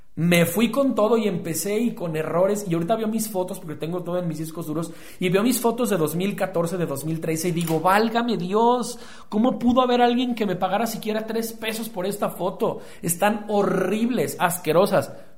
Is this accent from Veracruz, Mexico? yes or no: no; Guadalajara, Jalisco, Mexico; soy un emprendedor tapatío